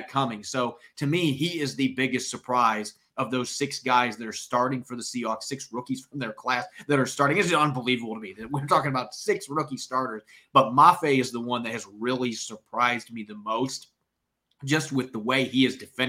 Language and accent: English; Midwest, United States; I grew up in the Midwest